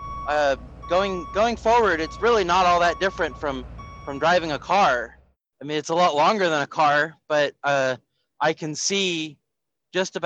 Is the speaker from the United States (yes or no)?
yes; Pennsylvania, United States; Asher's Candies from my hometown in Pennsylvania